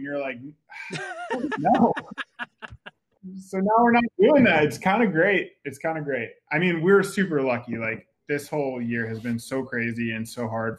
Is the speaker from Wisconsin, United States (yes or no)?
no; New York, United States; now in California, United States; we're from New York. I've had a lot of time in California to kind of mellow out a little bit.